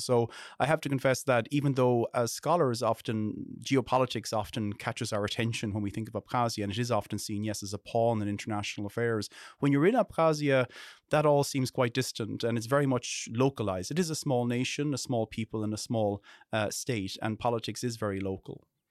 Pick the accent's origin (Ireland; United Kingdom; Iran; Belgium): Ireland; I'm an Irish person.